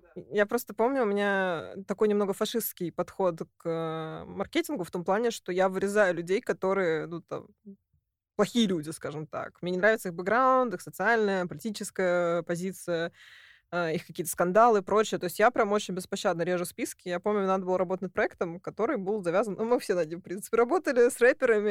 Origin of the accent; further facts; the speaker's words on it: Russia; я из России